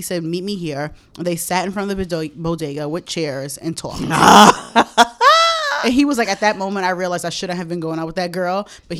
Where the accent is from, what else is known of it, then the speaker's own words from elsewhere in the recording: New York City, New York, United States; the Applebee's in Fresh Meadows, where I grew up in Queens.